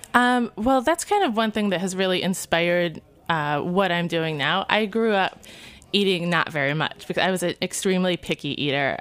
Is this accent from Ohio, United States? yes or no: no; Niles, Michigan, United States; moved away; also born or lived in Kalamazoo, Michigan; I'm from Niles. Uh, went to school in Kalamazoo